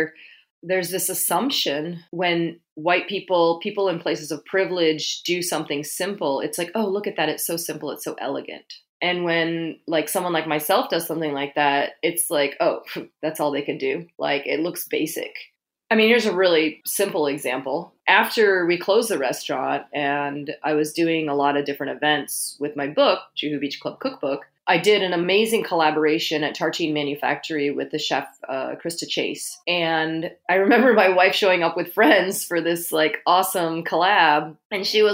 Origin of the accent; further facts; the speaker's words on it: London, United Kingdom; now in Bay Area, United States; I was born in London.